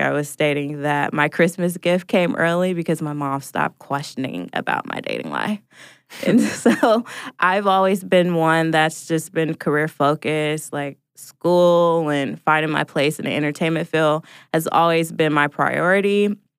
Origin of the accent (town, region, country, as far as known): Portland, Oregon, United States; now in Atlanta, United States